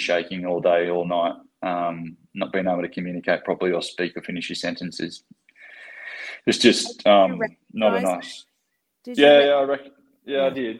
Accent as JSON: {"language": "English", "town": "Newcastle", "region": "New South Wales", "country": "Australia", "moved": "yes", "lives_now": "Sydney, Australia", "said": "I'm originally from Newcastle"}